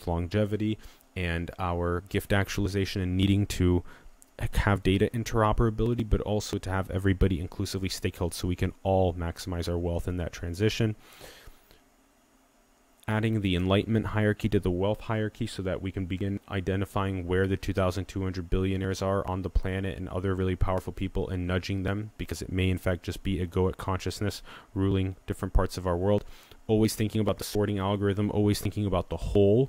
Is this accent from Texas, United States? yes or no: no; Sioux Falls, South Dakota, United States; moved away; I took 10 months back in my hometown in Sioux Falls, South Dakota